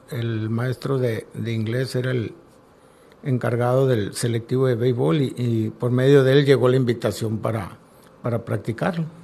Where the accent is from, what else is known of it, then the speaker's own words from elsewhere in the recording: Campo 9, Sonora, Mexico; now in Navojoa, Mexico; soy originario del Campo 9, municipio de Chojoa. Eh, mi infancia y, mi juventud la viví por allá, pero ya con el deporte me tuve que venir a, aquí a radicar a Navajo.